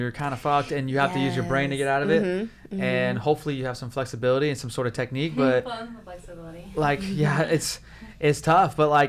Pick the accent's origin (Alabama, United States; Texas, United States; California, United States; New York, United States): California, United States; Whittier; Whittier. That's my hometown.